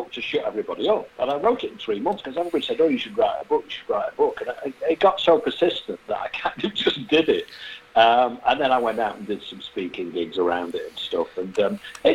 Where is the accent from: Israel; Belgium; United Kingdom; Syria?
United Kingdom; Manchester, North West England; moved away; It happened in my home city. I'm actually from Manchester